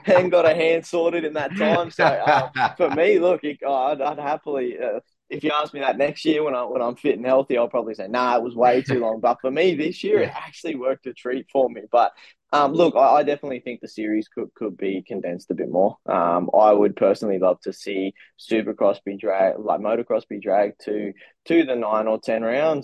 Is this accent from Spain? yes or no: no; Queensland, Australia; for me up here being a Queenslander